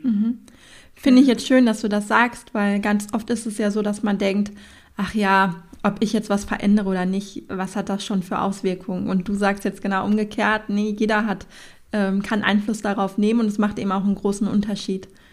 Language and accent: German; Sauerland, North Rhine-Westphalia, Germany; komme ich ja auch aus dem Sauerland